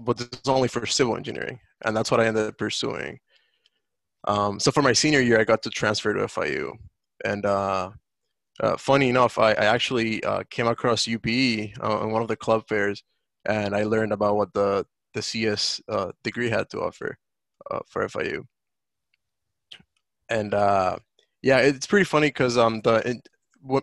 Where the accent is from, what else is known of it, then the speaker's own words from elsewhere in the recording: Dominican Republic; moved away as an adult; now in United States; I was born and raised in the Dominican Republic